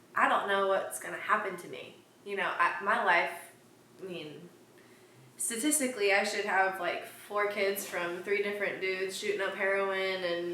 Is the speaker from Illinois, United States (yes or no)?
no; New Haven, Indiana, United States; born or raised there; moved away as an adult; now in Houston, United States